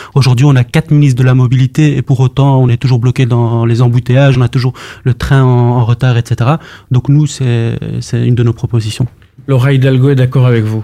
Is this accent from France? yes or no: no; Brussels, Brussels-Capital Region, Belgium; je suis marolien de naissance. J'ai grandi, dans à la Marolle